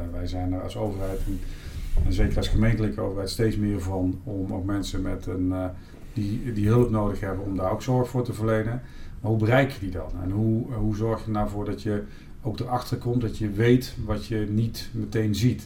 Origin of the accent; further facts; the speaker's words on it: Eindhoven, North Brabant, Netherlands; Ik ben geboren in Eindhoven